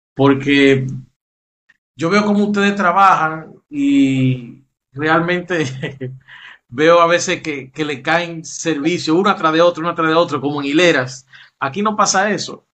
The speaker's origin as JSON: {"language": "Spanish", "country": "Dominican Republic", "said": "En mi país"}